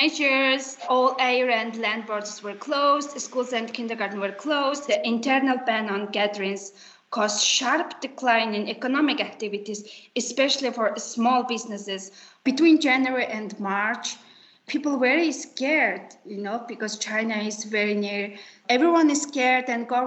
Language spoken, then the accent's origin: English; Mongolia; I'm from Mongolia